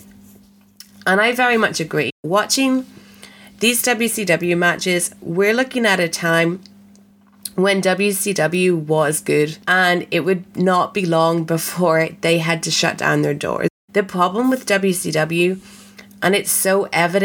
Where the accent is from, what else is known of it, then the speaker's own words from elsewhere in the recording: Belfast, Northern Ireland, United Kingdom; I am from Belfast